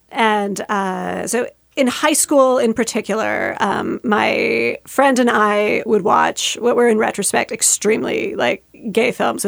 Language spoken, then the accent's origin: English; Canada; And as a Canadian